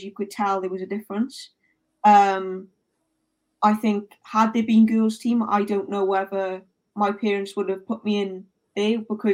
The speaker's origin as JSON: {"language": "English", "region": "South Wales Valleys", "country": "United Kingdom", "tie": "born or raised there", "said": "I grew up in South Wales Valleys"}